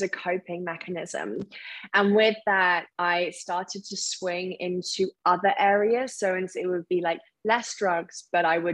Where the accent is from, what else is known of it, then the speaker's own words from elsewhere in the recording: Surrey, South East England, United Kingdom; moved away as an adult; also born or lived in Isle of Wight; I'm originally from Surrey